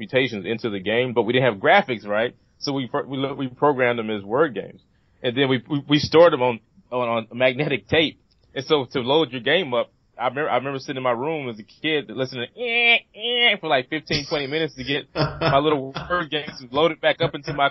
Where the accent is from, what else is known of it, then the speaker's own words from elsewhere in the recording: Vivian, Louisiana, United States; also born or lived in Shreveport, Louisiana / North Carolina; I grew up in Northwest Louisiana, north of Shreveport, a little town called actually Vivian